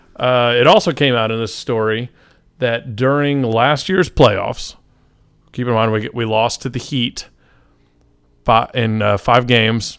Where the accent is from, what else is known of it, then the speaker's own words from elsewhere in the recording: Atlanta, Georgia, United States; we're from Atlanta